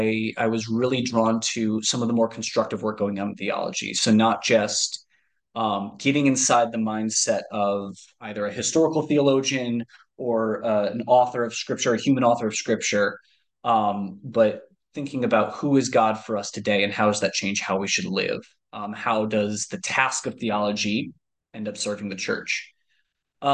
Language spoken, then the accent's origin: English; Michigan, United States; also born or lived in Ohio; we very quickly moved to Michigan